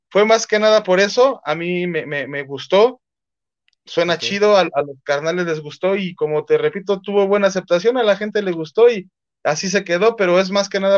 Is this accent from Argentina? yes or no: no; Mexico; pues si soy mexicano, ¿por qué en inglés, no?